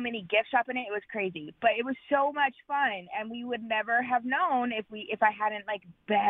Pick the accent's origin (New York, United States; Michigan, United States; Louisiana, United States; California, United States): California, United States; born or raised there; moved away